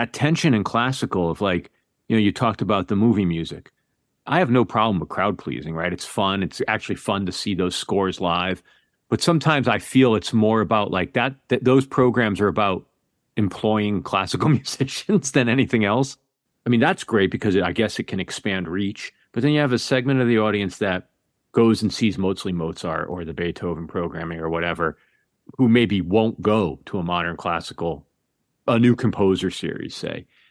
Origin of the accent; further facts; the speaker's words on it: Connecticut, United States; also born or lived in New York; now in West Coast, United States; I'm on the West Coast now, but I grew up in Connecticut and spent a couple of decades in New York